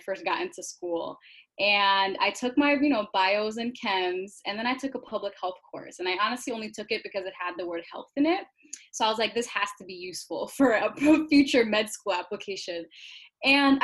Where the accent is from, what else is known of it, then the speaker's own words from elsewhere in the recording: Minnesota, United States; I'm actually from Minnesota. I was born and raised here